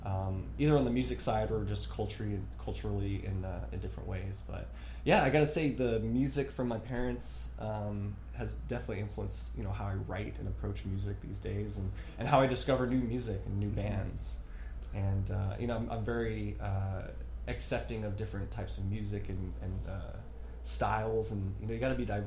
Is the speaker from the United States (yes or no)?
yes; United States; growing up in America, it's so different from these other countries